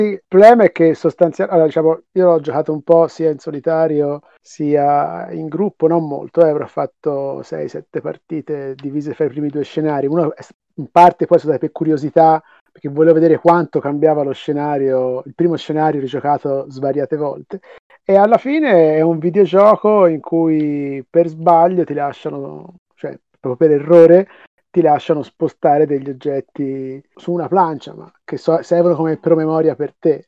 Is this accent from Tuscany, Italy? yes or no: yes; Tuscany, Italy; accent: Tuscan; sentirà dall'accento, sono toscano